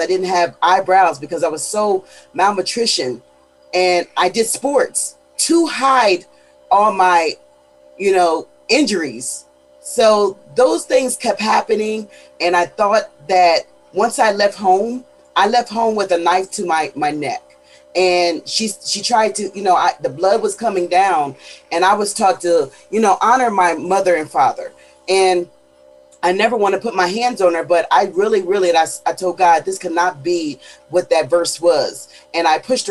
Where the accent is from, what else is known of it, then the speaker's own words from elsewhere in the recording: Pennsylvania, United States; now in Houston, United States; I am in Houston, Texas, but I am from Pennsylvania